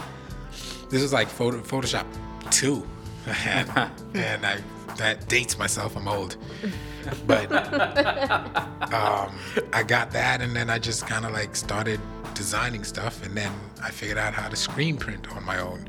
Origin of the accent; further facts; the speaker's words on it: Trinidad & Tobago; I grew up in Trinidad with my grandparents, my grandmother and my grandfather